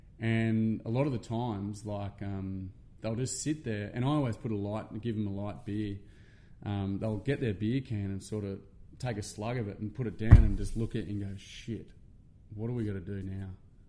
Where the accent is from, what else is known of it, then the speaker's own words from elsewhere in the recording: Gold Coast, Queensland, Australia; I'm from Tugan, proud Tugan boy, which is the southern end of the Gold Coast.